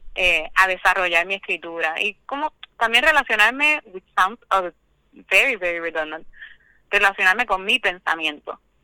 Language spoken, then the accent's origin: Spanish; Cabo Rojo, Puerto Rico; moved away; yo soy de Cabo Rojo, del campo en Cabo Rojo